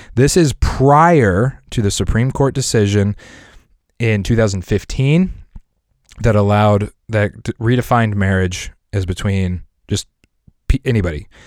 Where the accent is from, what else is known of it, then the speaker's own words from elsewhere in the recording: Lakewood, Colorado, United States; I grew up in Lakewood, Colorado.